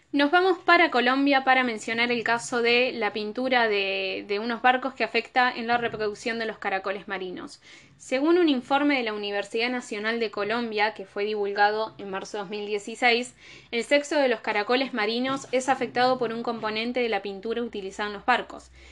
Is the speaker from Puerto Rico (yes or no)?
no; Argentina; Soy de Argentina